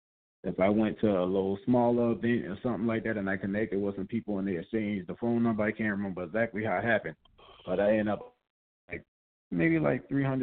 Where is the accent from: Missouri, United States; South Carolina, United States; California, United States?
South Carolina, United States; moved away; I remember I came to Atlanta, you know, I was from South Carolina.